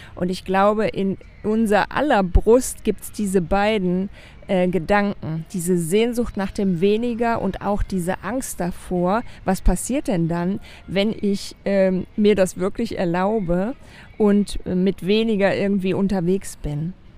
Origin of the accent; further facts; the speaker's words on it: Germany; als Deutscher sowieso